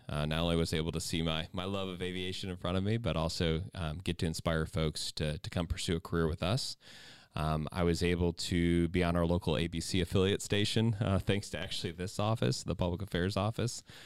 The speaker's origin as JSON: {"language": "English", "region": "Ohio", "country": "United States", "said": "I'm from Ohio"}